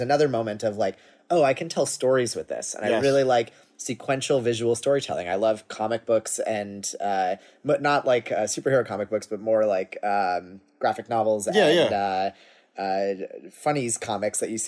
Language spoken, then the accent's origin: English; Cambridge, Massachusetts, United States; I grew up in Massachusetts in Cambridge.